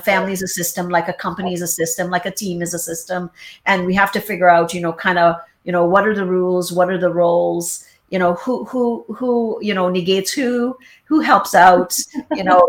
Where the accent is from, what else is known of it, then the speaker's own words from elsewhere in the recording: Trinidad & Tobago; me in Trinidad, kind of extended family